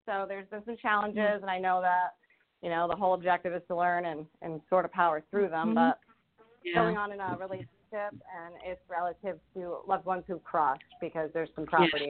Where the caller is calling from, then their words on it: Rhode Island, United States; I am calling from Rhode Island.